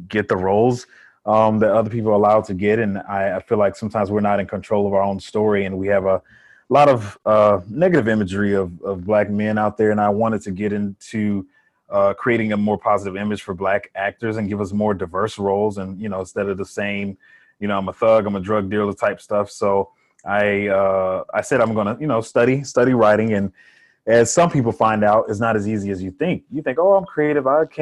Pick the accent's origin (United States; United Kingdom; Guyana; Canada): United States; Columbus, Georgia; also born or lived in Miami, Florida; now in Atlanta, United States; I was born in Miami, Florida. My father passed away when I was a baby, and my mother moved to Georgia. And I'd spent most of my life here. I was in Columbus, Georgia for a while, and then I moved to Atlanta